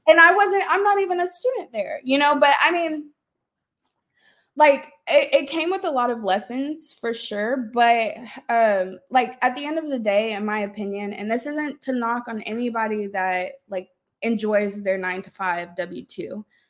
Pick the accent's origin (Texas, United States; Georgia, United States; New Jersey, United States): Texas, United States; Austin; moved away as an adult; also born or lived in Dallas-Fort Worth, Texas; I'm originally from Austin, but I moved to the D F W area for college